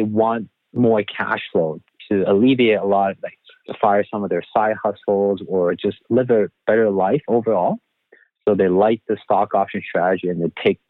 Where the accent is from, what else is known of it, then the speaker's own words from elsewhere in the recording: Taiwan; moved away as an adult; also born or lived in Vancouver, Canada; now in Toronto, Canada; I grew up in Taiwan, moved to Vancouver